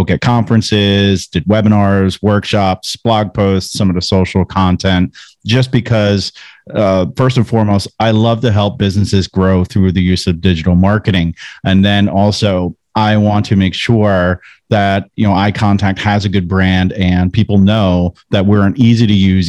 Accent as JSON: {"language": "English", "region": "New Jersey", "country": "United States", "moved": "yes", "lives_now": "North Carolina, United States", "said": "I'm from New Jersey."}